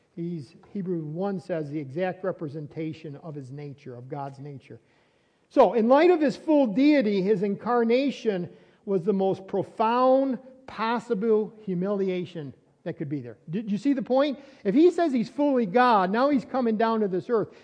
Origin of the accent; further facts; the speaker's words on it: Fredonia, New York, United States; also born or lived in Dunkirk, New York; I was born in Dunkirk uh, Hospital, Brooks in, uh, in Dunkirk, New York. And then that's when I was a baby. And then I was a, a little child. I grew up on Seymour Street in Fredonia.